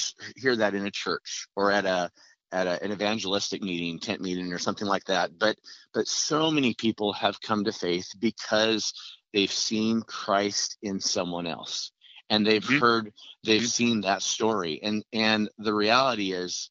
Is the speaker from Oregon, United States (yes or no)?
yes; Oregon, United States; I'm from Oregon